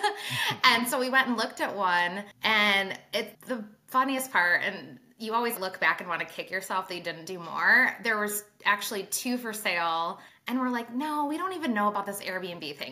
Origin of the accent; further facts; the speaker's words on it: Traverse City, Michigan, United States; I started in Traverse City, Michigan, which is my hometown, northern top part of Michigan